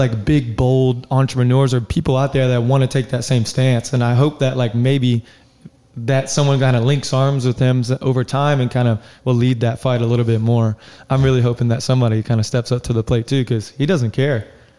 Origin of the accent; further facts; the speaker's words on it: the South, United States; now in Arizona, United States; Yeah, I'm from the South, so I'm a little bit over-friendly. And I've experienced out here on the West Coast that that's a little weird.